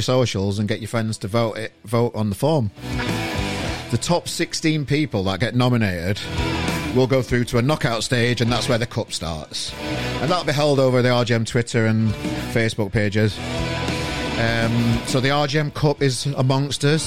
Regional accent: Sheffield, Yorkshire and the Humber, United Kingdom; moved away; my home country of Sheffield, hometown, home city

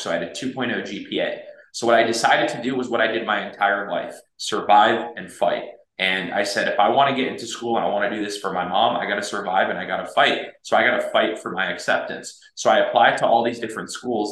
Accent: United States; I was raised here in the United States. I moved here when I was six months old

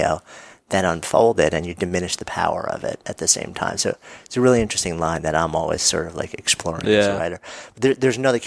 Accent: New York, United States; I'm a New Yorker.

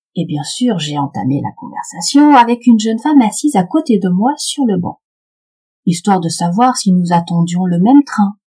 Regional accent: Paris, Île-de-France, France; Je suis parisienne

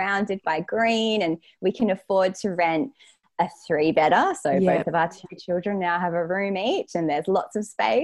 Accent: Perth, Western Australia, Australia; I grew up in Perth

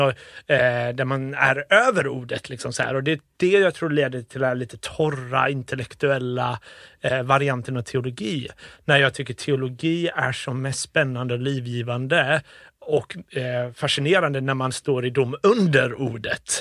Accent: Gothenburg, Västra Götaland, Sweden; also born or lived in Uddevalla / Liverpool; när vi flyttade tillbaka till Sverige flyttade vi till Bildal ja. i Göteborg

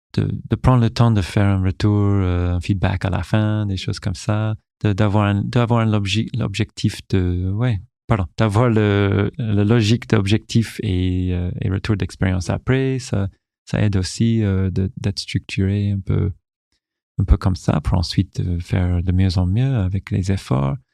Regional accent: Newfoundland and Labrador, Canada; French is a second language; moved away as an adult; now in France; j'ai fait vraiment ma, ma, jeunesse et toutes mes, toutes mes études jusqu'à l'université au Canada, à Terre-Neuve

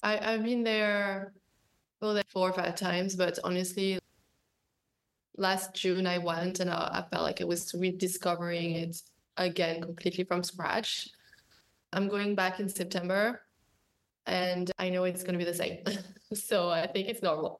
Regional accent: Paris, Île-de-France, France; I'm coming from Paris with like neighborhood life

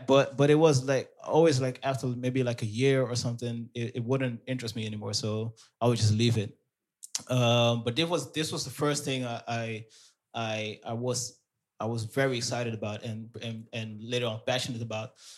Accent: Amsterdam, North Holland, Netherlands; born and raised in Amsterdam. My parents are from Suriname.

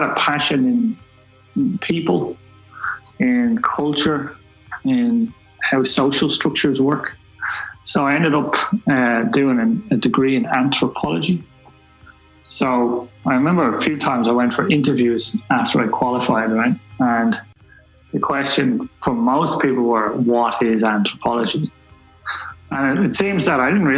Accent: Dublin, Leinster, Ireland; I'm from Black Rock in Dublin, so I come from a middle class background, I suppose

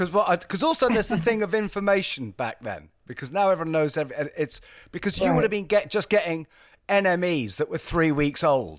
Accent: England, United Kingdom; To us in England

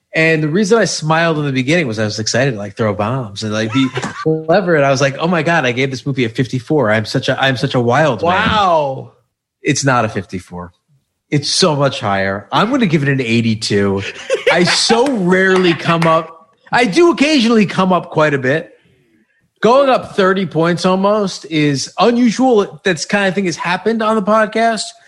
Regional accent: suburbs of New York, United States; I am from the suburbs of New York

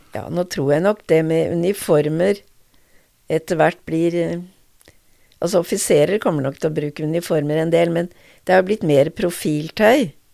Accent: Notodden, Vestfold og Telemark, Norway; moved away as an adult; also born or lived in Drammen; jeg vokste opp på Notodden

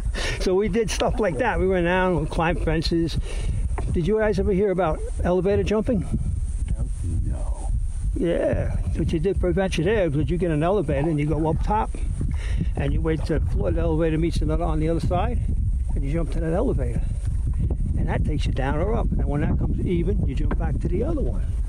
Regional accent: New York City, New York, United States; the way I went after adventure in New York City was, let's say I was about four years old, tenement, fire escapes

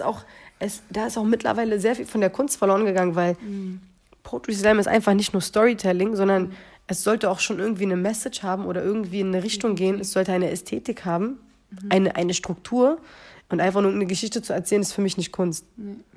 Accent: Berlin, Germany; geboren und groß geworden

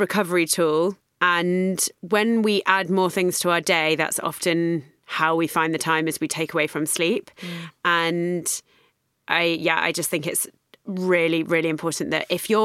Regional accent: London, United Kingdom; because I'm from London

